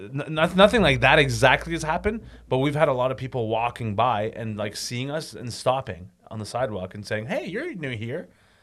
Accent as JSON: {"language": "English", "town": "Toronto", "region": "Ontario", "country": "Canada", "tie": "born or raised there", "said": "And I grew up in Scarborough."}